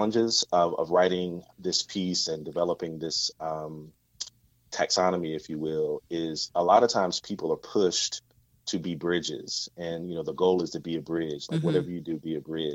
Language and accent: English; southeastern North Carolina, United States; I grew up in a southeastern part of North Carolina. So I grew up in the South